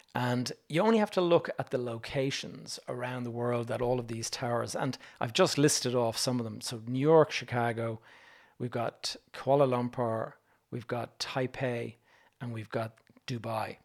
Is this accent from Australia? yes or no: no; Dublin, Leinster, Ireland; When you're a young Irish kid and you're used to walking around the streets of Dublin